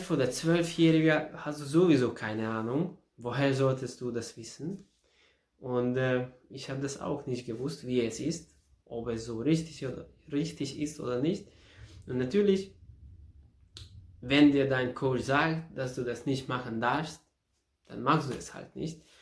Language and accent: German; Ada, Vojvodina, Serbia; Und da in, in Serbien, in meiner Heimatstadt, in Ada, habe ich damit, äh, habe mich damit be beschäftigt.